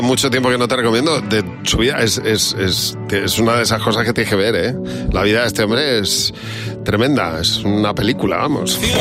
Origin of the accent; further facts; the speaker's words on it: Madrid, Community of Madrid, Spain; yo nací en Moratalaz, que las casas eran de 100 metros como mucho